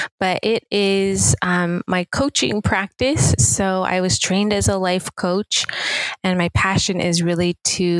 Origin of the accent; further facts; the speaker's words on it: Seattle, Washington, United States; moved away as an adult; also born or lived in Los Angeles, United States / Pasadena, United States; was born and raised in Seattle